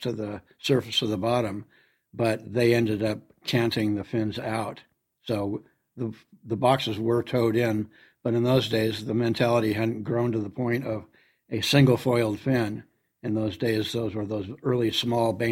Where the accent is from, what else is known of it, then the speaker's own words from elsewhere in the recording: Los Angeles, California, United States; I grew up in Hollywood